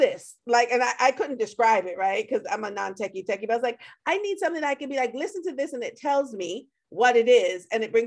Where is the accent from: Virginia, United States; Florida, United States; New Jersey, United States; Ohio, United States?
Florida, United States; I grew up in Florida